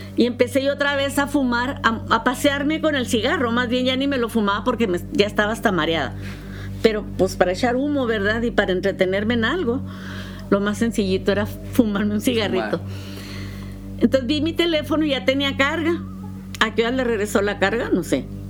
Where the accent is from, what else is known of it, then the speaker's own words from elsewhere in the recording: United States; soy americana